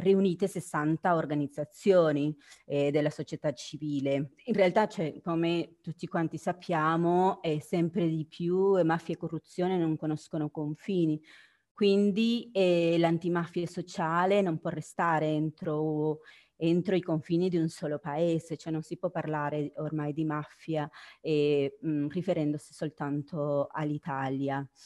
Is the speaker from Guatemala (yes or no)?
yes; Guatemala; now in Italy; io sono del Guatemala